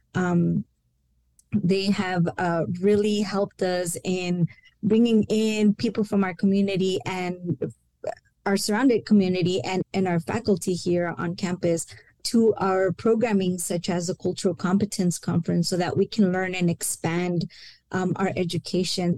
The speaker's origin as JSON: {"language": "English", "town": "El Paso", "region": "Texas", "country": "United States", "tie": "born or raised there", "first_language": "Spanish", "second_language": "English", "said": "I am a first generation Mexican American, born and raised in El Paso. And although Spanish was my first language"}